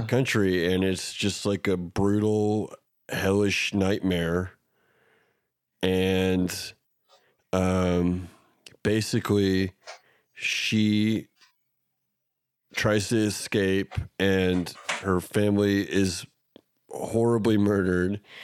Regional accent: Oklahoma, United States; we're from Oklahoma

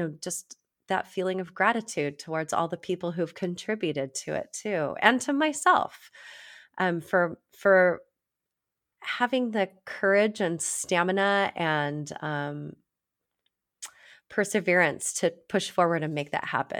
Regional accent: Virginia, United States; I don't know if you know, but I grew up in Virginia. I spent so much time there.

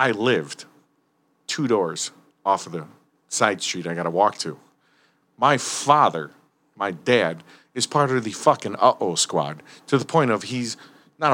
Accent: Berwyn, Illinois, United States; I grew up in Berwyn. I'm still at home with my parents.

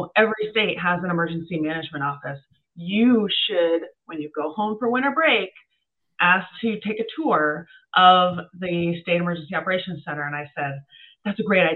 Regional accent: Vermont, United States; Vermont being my home state

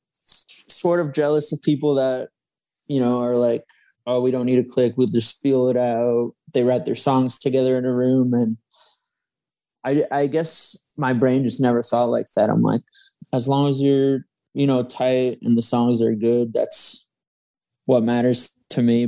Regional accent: West Hartford, Connecticut, United States; moved away as an adult; now in New York, United States; I was from West Hartford, Connecticut

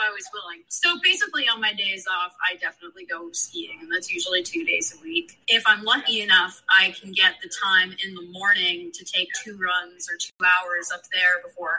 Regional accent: Killington, Vermont, United States; I don't remember learning how to ski, honestly, but growing up in Killington, it was just a really unique scenario

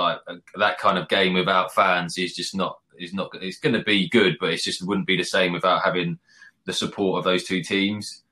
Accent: England, United Kingdom; I'm born English and I've got Scottish heritage all like through my family.

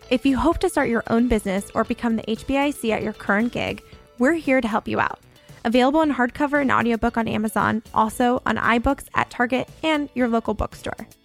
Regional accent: Florida, United States

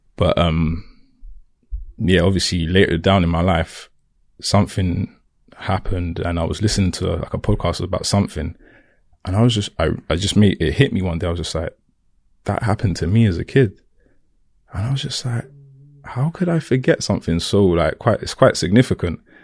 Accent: London, United Kingdom; accent: Cockney; I was born in Camden, raised in Camden

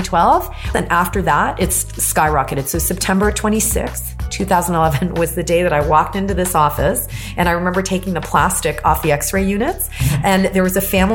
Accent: Toronto, Ontario, Canada; also born or lived in Boston, United States / Philadelphia, United States; I was born and raised here in Toronto

